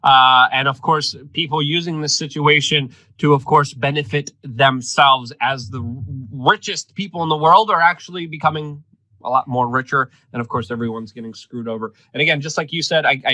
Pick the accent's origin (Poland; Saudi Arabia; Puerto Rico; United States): Poland; first language Polish; English is a second language; moved away